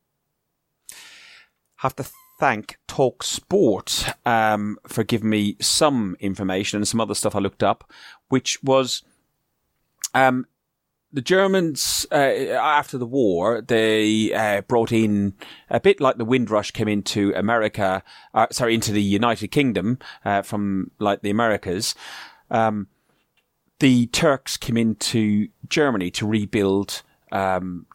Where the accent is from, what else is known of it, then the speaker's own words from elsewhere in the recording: Ireland; moved away; I'm Irish, you know, I'm a foreigner living in a foreign country